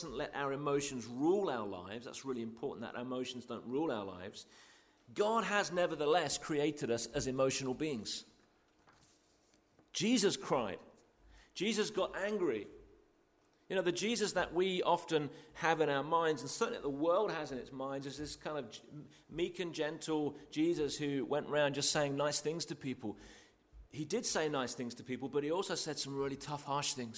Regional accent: United Kingdom; most of us are here are British

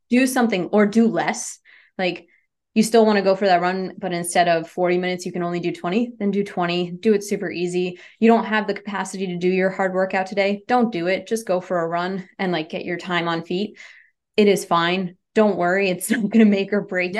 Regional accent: New England, United States; I'm from New England

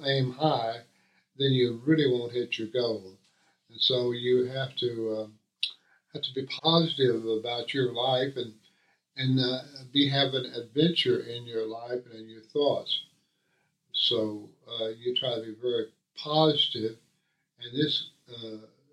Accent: Houston, Texas, United States; now in San Leon, United States; My childhood, I remember our address over on Sunset Boulevard in Southampton area of Houston

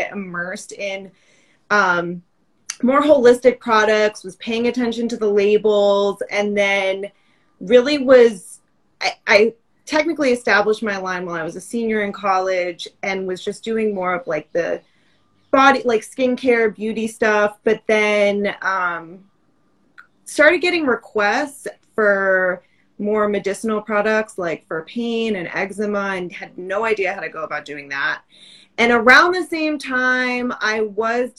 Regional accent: Massachusetts, United States; I grew up in Massachusetts, fellow East Coaster

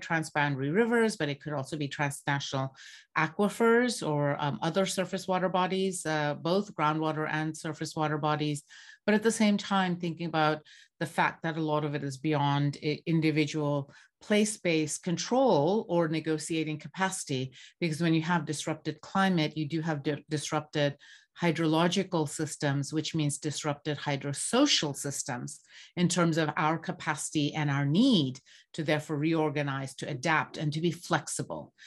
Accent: Bangladesh; moved away; I grew up in Bangladesh and I grew up surrounded by water scarcity

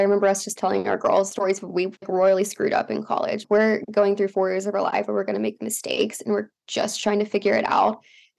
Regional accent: Tuscaloosa, Alabama, United States; moved away as an adult; also born or lived in Georgia; I'm from Tuscaloosa

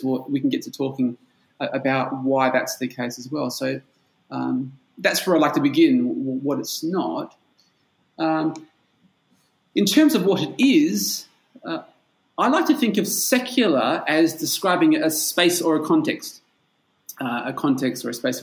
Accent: Perth, Western Australia, Australia; moved away as an adult; now in Bulgaria; I'm from Perth in Australia. That's on the West Coast

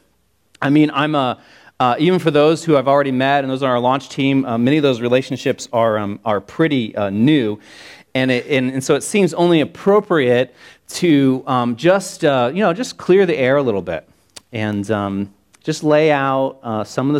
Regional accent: Hicksville, Ohio, United States; now in Columbus, United States; I'm from Hicksville. That's a real place, and it's a real town, and I'm from it.

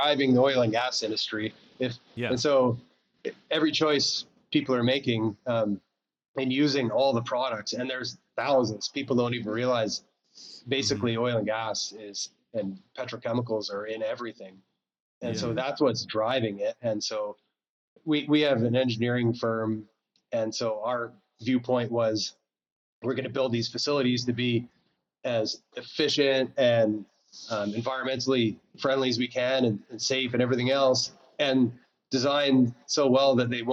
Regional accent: Calgary, Alberta, Canada; moved away as an adult; also born or lived in Montreal; now in Nicaragua; I was born in Montreal, but I grew up, I spent about 40 years in Calgary.

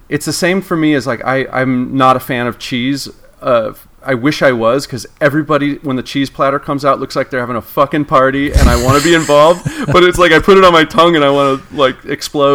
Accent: Torrance, California, United States; I grew up in Torrance.

